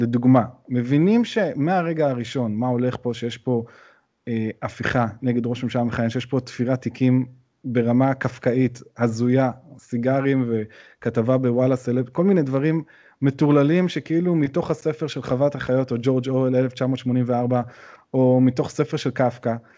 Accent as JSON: {"language": "Hebrew", "town": "Jerusalem", "region": "Jerusalem District", "country": "Israel", "tie": "born or raised there", "said": "גדלתי באזור רחביה, אז זה לא גם אזור אה, בירושלים"}